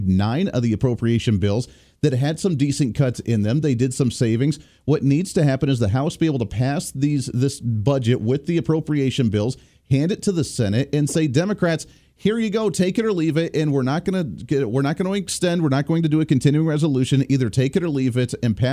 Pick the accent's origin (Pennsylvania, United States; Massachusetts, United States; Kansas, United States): Kansas, United States; the great state of Kansas, my home state.